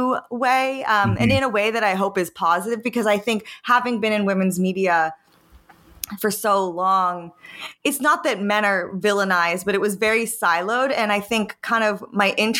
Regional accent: Pennsylvania, United States; my like high school in Pennsylvania

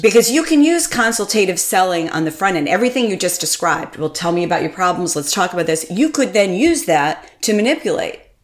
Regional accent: Connecticut, United States; I grew up in Connecticut, and my family's from Vermont

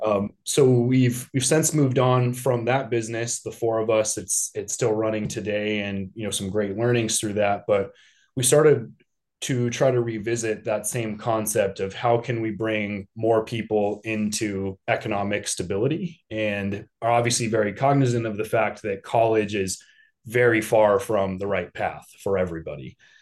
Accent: Denver, Colorado, United States; now in Chicago, United States; I was born and raised in Denver.

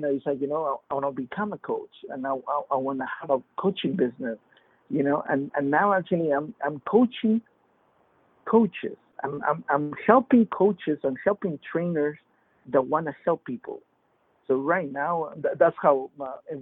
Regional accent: Peru; now in Fort Lauderdale, United States; I'm originally from Peru and came here to U.S. in 91

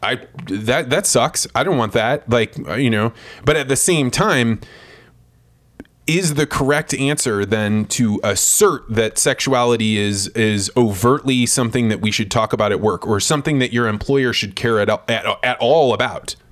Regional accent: Eureka, Illinois, United States; I was a kid from Eureka, Illinois. I was probably like, I don't know, ten or eleven years old.

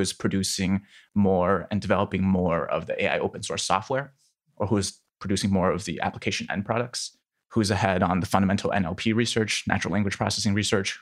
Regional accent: Iowa City, Iowa, United States; also born or lived in Shanghai, China; I was born in Shanghai and then moved to Iowa City when I was three

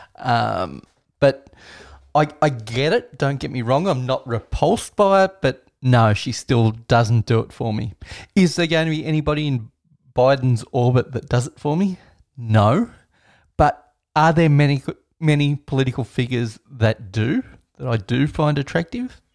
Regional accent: Australia; as an Australian

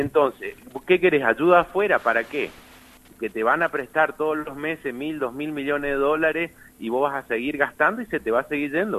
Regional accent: Argentina

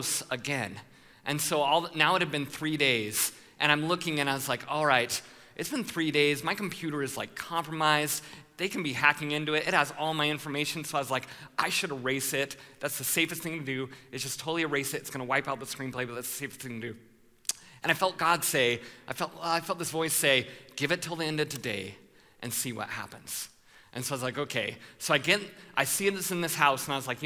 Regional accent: Colorado, United States; I'm from Colorado

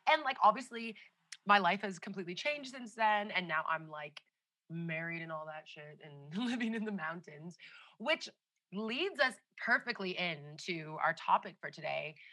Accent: Canada; moved away as an adult; now in India; I was born and raised in Canada.

